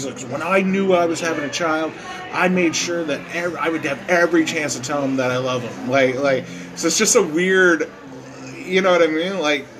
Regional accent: Bridgewater, United States; I was going back to Bridgewater, where he was living at the time, my hometown, and it was his birthday then.

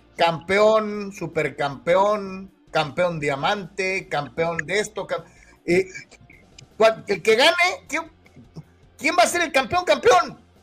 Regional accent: Guadalajara, Jalisco, Mexico; moved away; also born or lived in the US–Mexico border; hasta Guadalajara, Jalisco. Mi tierra

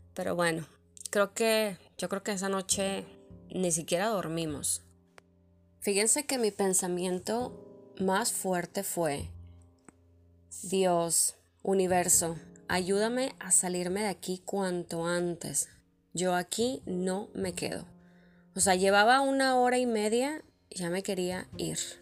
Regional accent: Monterrey, Nuevo León, Mexico; first language Spanish; moved away; el acento de tu, de tu ciudad, en mi caso de Monterrey.

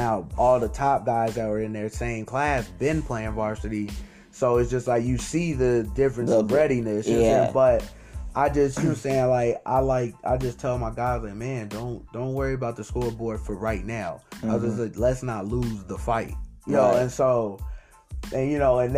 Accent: Waukegan, Illinois, United States; I'm from Waukegan

